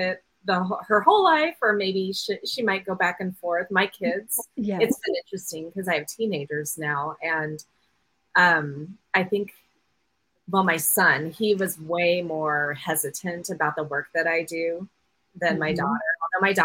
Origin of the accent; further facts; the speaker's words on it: Olympia, Washington, United States; I'm from Olympia, Washington.